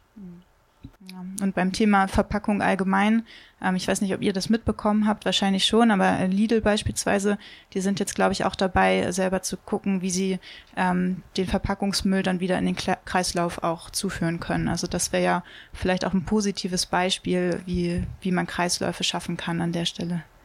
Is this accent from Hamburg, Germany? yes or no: yes; Hamburg, Germany; Ich komme ja aus Hamburg